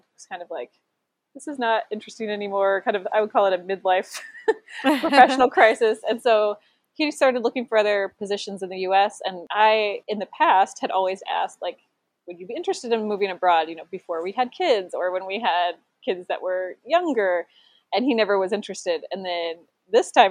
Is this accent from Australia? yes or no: no; Essex, Iowa, United States; moved away as an adult; now in Rheinbach, Germany; I'm originally from Essex, Iowa, and then now we are in Rheinbach, Germany